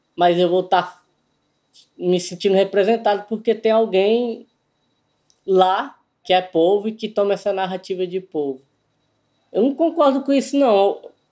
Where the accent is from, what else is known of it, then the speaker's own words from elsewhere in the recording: Codó, Maranhão, Brazil; also born or lived in Buriticupu; sou natural de Codó, no Maranhão